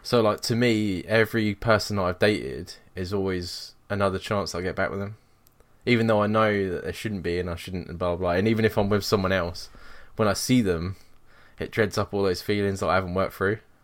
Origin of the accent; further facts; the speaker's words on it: England, United Kingdom; moved away as an adult; now in Scotland, United Kingdom; I moved away from England